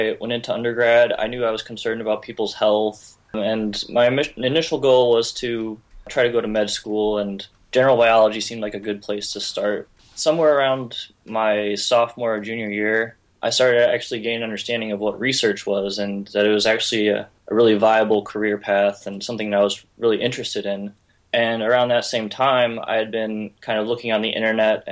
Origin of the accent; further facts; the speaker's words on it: St. Louis, Missouri, United States; moved away as an adult; now in Syracuse, United States; I'm from St. Louis, Missouri, and right now I'm in Syracuse, New York